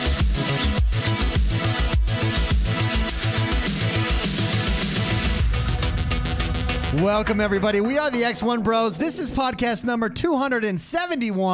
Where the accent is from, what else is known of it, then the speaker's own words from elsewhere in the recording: Utah, United States; We're from Utah, for those of you that don't know. We live in Utah.